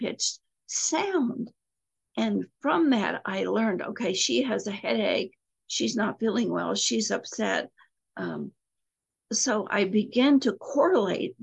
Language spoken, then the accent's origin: English; Appalachia, United States; I was raised in Appalachia